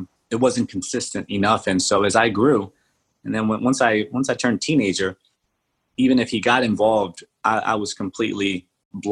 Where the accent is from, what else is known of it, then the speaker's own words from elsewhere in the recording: Atlantic City, New Jersey, United States; also born or lived in Dover, New Jersey / Colombia; I came back when I was in second grade. I remember coming back to Atlantic City, New Jersey. And that's where I remember my childhood happening.